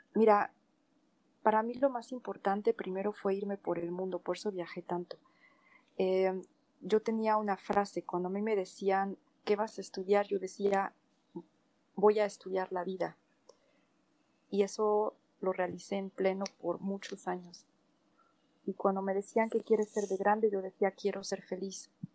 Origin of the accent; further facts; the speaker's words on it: Mexico; moved away as an adult; also born or lived in Spain / France / Portugal; now in Germany; nací en México, en una familia alemana, bueno, bávara alemana